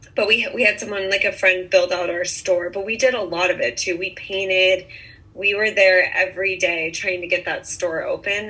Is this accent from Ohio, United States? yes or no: no; Bainbridge Island, Washington, United States; moved away as an adult; also born or lived in Santa Barbara, California; now in Montecito, United States; I grew up in on Bainbridge Island, Washington. It's a little island off of Seattle.